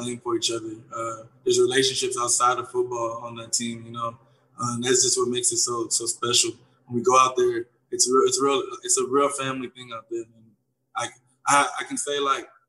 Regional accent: Houston, Texas, United States; also born or lived in Gainesville, Florida; I was born in Gainesville, Florida. And then I ended up moving to Houston. I grew up in Houston

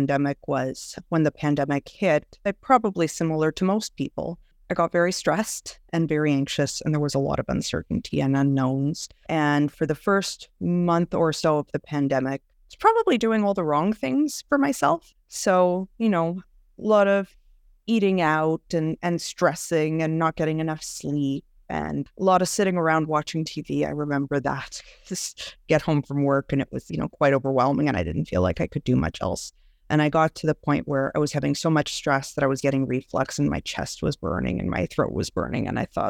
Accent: Montreal, Quebec, Canada; now in Ontario, Canada; I am originally from Montreal, actually, but have moved out to a smaller town in Ontario.

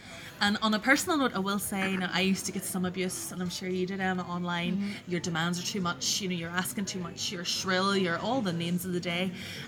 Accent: Omagh, Northern Ireland, United Kingdom; also born or lived in Portstewart; I can go to my hometown

